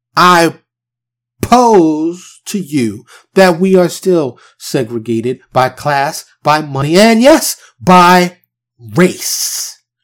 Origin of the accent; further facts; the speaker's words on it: New York City, New York, United States; now in Texas, United States; I am from New York, born and raised in New York City. but I currently reside in Texas.